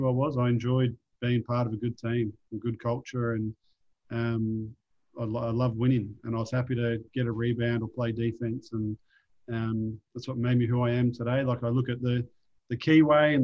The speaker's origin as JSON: {"language": "English", "town": "Melbourne", "region": "Victoria", "country": "Australia", "tie": "born or raised there", "moved": "yes", "said": "growing up in Melbourne playing professional basketball"}